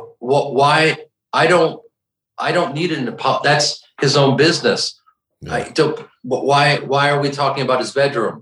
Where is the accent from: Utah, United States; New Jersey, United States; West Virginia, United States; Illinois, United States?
Illinois, United States; Evanston; I'm on the, just beyond the north side of Chicago